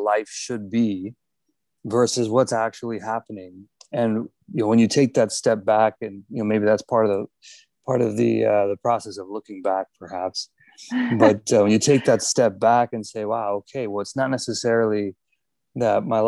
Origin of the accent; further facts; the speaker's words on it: Miami, Florida, United States; I grew up in Miami